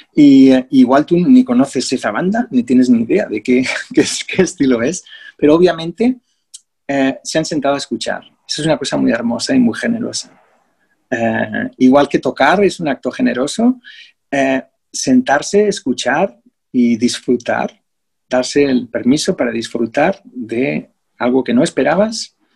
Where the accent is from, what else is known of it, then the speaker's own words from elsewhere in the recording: Spain; moved away as an adult; also born or lived in England; now in Australia; Y me mudé de España.